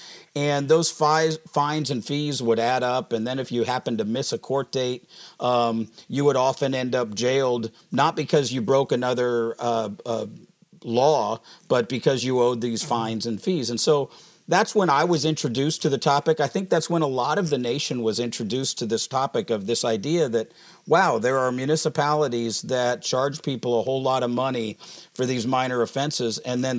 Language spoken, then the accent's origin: English; Denver, Colorado, United States; moved away as an adult; now in St. Louis, United States; I was born and raised in Denver and lived most of my life in Colorado.